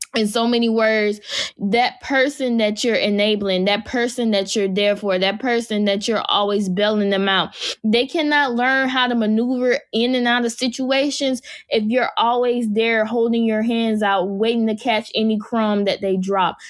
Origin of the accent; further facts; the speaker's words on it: Jacksonville, Florida, United States; my hometown is Jacksonville, Florida.